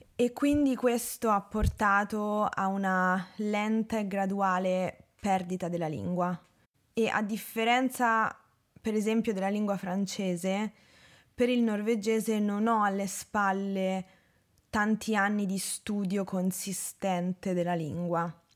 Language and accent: Italian; Rome, Lazio, Italy; also born or lived in Norway; Sì, sono nata a Roma.